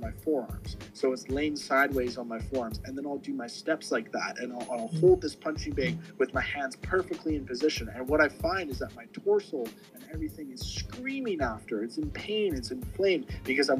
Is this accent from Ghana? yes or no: no; Langley, British Columbia, Canada; No one in my hometown really played football. We didn't have high school football teams or nothing. We had a little community team called the North Langley Bears